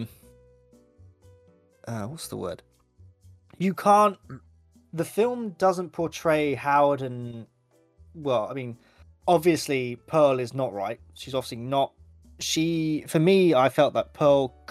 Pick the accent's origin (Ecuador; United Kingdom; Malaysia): United Kingdom; I'm so British.